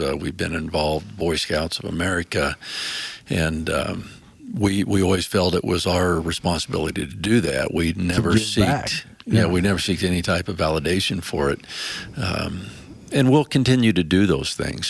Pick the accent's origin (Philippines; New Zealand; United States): United States; Midwest; as a young man growing up in the Midwest, and my father was a competitive archer